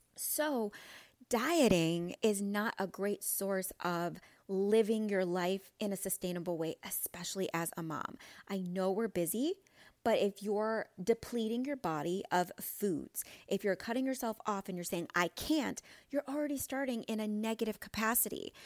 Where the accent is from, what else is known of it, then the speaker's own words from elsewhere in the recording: Midwest, United States; I'm from the Midwest